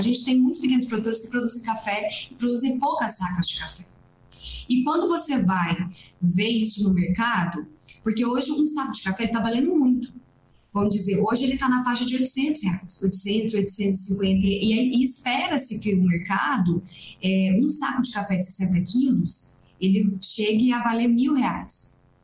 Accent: Três Pontas, Minas Gerais, Brazil; Eu sou do sul de Minas Gerais, da cidade de Três Pontas

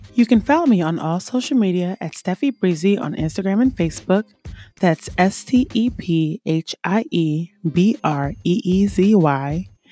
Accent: Jamaica; I'm West Indian, um, Caribbean, Jamaican

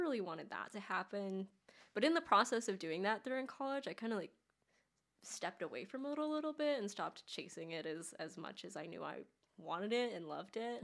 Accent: Los Angeles, California, United States; now in Nashville, United States; I grew up in Los Angeles

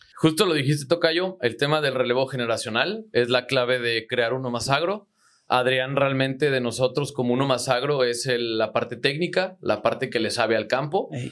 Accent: Zitácuaro, Michoacán, Mexico; Yo soy de Zitácuaro, Michoacán

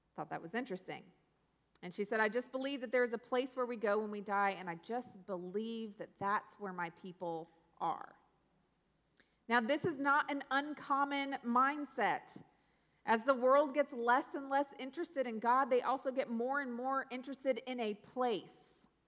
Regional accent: Pacific Northwest, United States; moved away; also born or lived in South Louisiana / North Carolina; I grew up in the Pacific Northwest

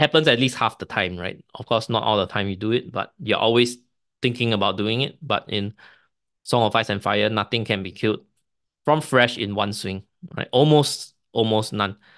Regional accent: Singapore; Singapore being a British colony, we, uh, we speak English as our main language, but a lot of families, especially my generation, my parents speak Chinese at home

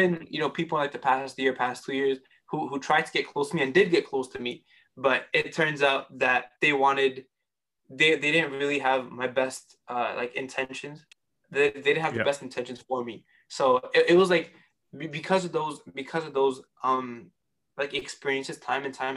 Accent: New York City, New York, United States; I was born and raised in Queens, New York

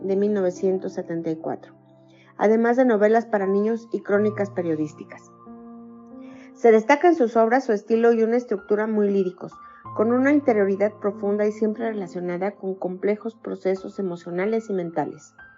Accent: Mexico; soy mexicana, tengo 54 años

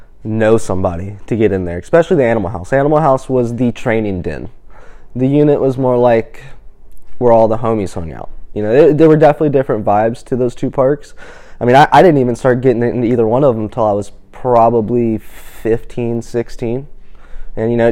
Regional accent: Greenville, North Carolina, United States; growing up in Greenville

